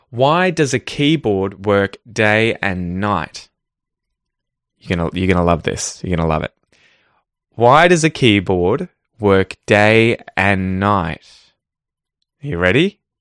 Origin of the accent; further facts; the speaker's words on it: Ocean Grove, Victoria, Australia; my hometown of Ocean Grove